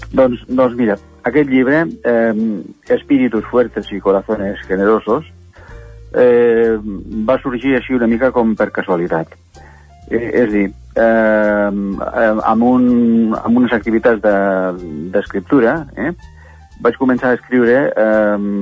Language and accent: Catalan; native village in the Los Vélez area, Andalusia, Spain; also born or lived in Badalona, Catalonia; now in Catalonia, Spain; és el meu poble, eh, el poble natal